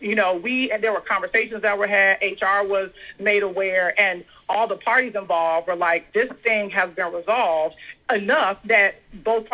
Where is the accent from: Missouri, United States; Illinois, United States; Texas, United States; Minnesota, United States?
Illinois, United States; Chicago; I'm a chick from Chicago.